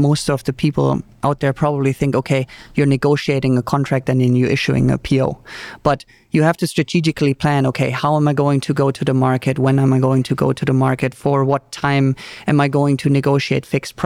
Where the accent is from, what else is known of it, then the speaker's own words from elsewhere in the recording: Germany; English is a second language; moved away as an adult; also born or lived in Mexico; now in United States; I'm originally from Germany